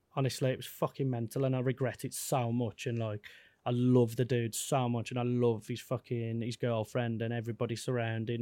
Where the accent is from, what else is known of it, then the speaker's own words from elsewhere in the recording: Wolverhampton, West Midlands, United Kingdom; I'm a kid from Wolverhampton, who's touring the world